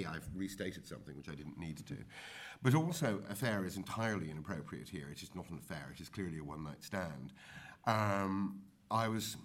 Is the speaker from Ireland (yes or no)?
yes; Ireland; growing up in Ireland in the 70s